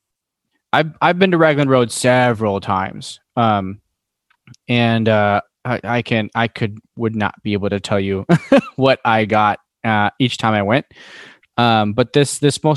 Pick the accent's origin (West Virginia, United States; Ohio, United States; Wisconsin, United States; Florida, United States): Wisconsin, United States; we're all from Wisconsin